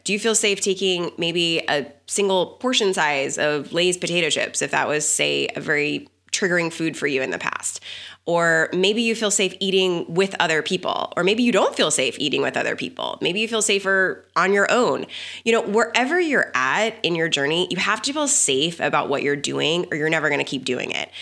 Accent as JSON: {"language": "English", "region": "Texas", "country": "United States", "tie": "born or raised there", "said": "I grew up in the South. I grew up in Texas"}